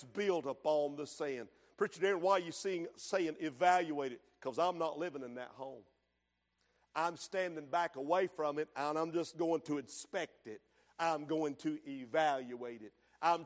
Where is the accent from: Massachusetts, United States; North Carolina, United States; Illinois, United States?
North Carolina, United States; Hooper's Creek; Where I grew up in Hooper's Creek